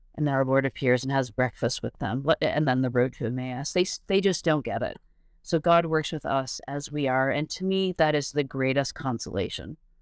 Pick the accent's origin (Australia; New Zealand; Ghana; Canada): Canada; also born or lived in England; now in United States; I'm Canadian, but I have a green card